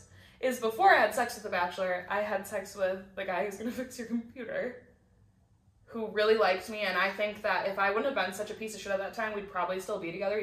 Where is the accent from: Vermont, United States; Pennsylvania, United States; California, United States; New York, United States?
New York, United States; I said, I'm a stripper from New York, I've never I have never met this girl in my life.